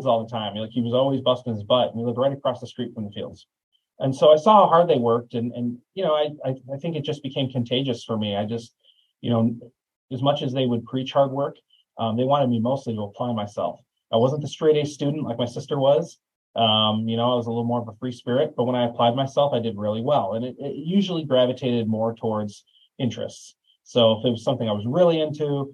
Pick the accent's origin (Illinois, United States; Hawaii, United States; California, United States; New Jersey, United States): Illinois, United States; Chicago suburbs; growing up in the Chicago suburbs